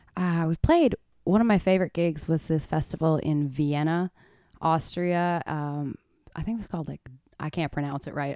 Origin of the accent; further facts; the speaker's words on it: Stratford, Ontario, Canada; moved away as an adult; now in Nashville, United States; originally from Ontario, just right above Michigan